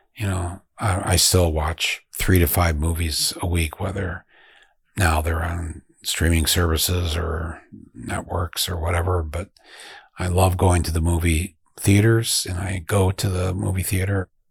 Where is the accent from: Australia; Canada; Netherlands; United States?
United States; Flint, Michigan; my hometown of Flint, Michigan.